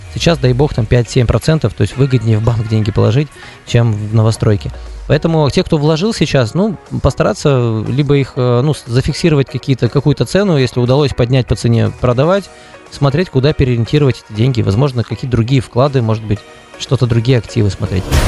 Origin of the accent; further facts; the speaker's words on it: Udmurtia, Russia; У нас в Удмуртии